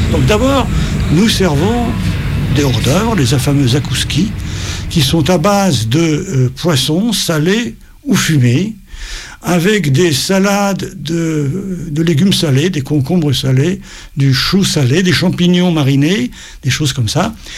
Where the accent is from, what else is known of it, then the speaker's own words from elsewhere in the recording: Paris, Île-de-France, France; je suis né en 46. Je suis né à Paris, donc mes deux parents étaient nés en Russie